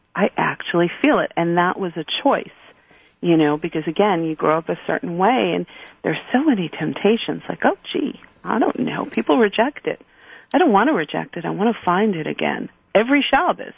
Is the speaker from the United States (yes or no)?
yes; New York City, New York, United States; I grew up in Borough Park. You know, I, I joke a little shtetl in Brooklyn